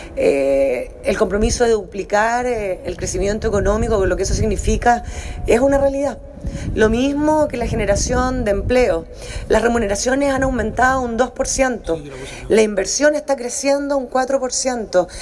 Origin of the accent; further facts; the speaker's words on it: Chile; como chilenos